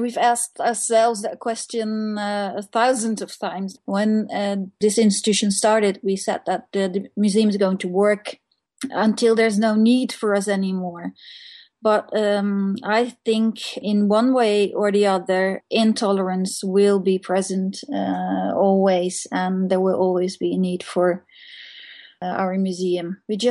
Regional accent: Netherlands; now in Norway; I'm from Holland.

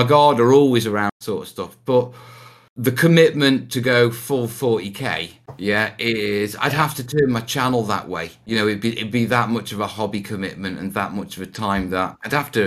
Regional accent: Anglesey, North Wales, United Kingdom; also born or lived in Stoke-on-Trent (family origin); I grew up in North Wales, yeah, which is, you know, the Welsh mountains, beaches, walking across the headland. And as a kid, I grew up in a place called Anglesey

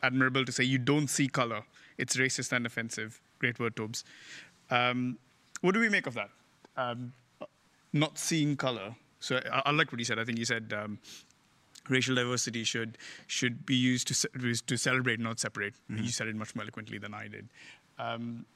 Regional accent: India

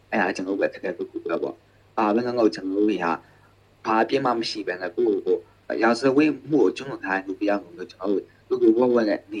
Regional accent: Myanmar; born or raised there

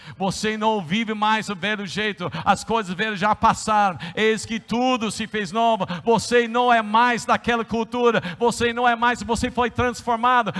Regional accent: United States; accent: American; Portuguese is a second language; moved away as an adult; also born or lived in Brazil; now in São Paulo, Brazil; como você sabe que eu sou um americano?

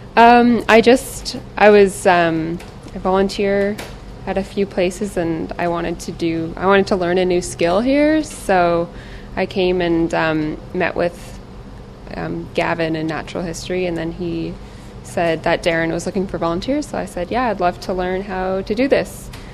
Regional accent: Ontario, Canada; moved away as an adult; now in British Columbia, Canada; I'm from Ontario, so then I moved out here

